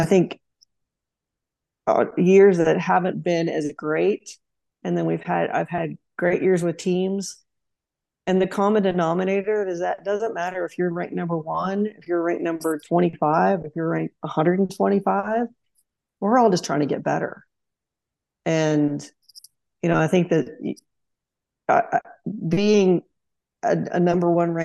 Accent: Tulsa, Oklahoma, United States; moved away as an adult; now in Auburn, United States; growing up in Oklahoma

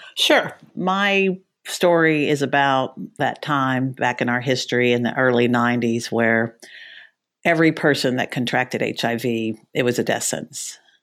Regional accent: Dallas, Texas, United States; also born or lived in Washington; I'm from Texas, I'm from Dallas

